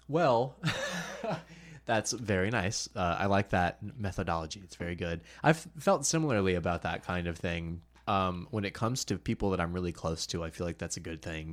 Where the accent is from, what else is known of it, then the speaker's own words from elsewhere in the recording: Myrtle Beach, South Carolina, United States; I'm from Myrtle Beach